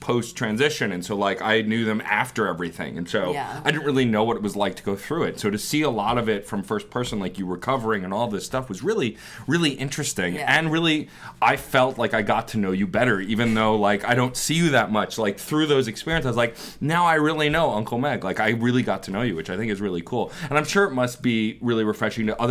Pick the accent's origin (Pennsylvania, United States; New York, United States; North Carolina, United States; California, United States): New York, United States; New York City; I grew up in Staten Island.